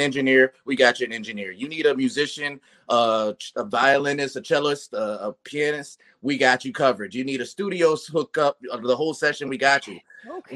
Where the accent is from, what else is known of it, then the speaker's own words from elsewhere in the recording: Ohio, United States; now in Los Angeles, United States; I am from Ohio originally, and but I've been on the West Coast for a long time. Been in LA for uh, almost 20 years